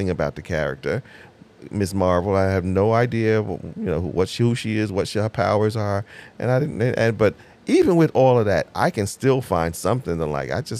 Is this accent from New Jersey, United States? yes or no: yes; Jersey City, New Jersey, United States; I was born and raised in Jersey, and at Jersey City.